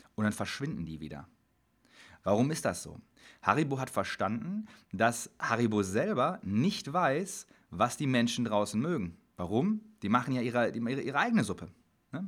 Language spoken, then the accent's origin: German; Dortmund, North Rhine-Westphalia, Germany; Ich komme aus Dortmund